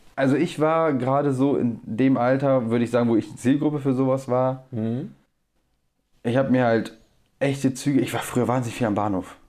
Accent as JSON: {"language": "German", "town": "Bremerhaven", "region": "Bremen", "country": "Germany", "also_born_or_lived": "Wangen", "moved": "yes", "said": "wir haben Bremerhaven, wo ich herkomme"}